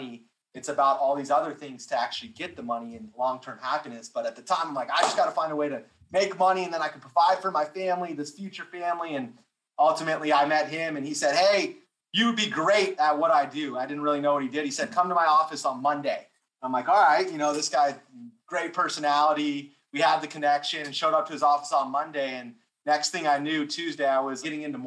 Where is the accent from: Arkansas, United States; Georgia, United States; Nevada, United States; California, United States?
California, United States; I'm from California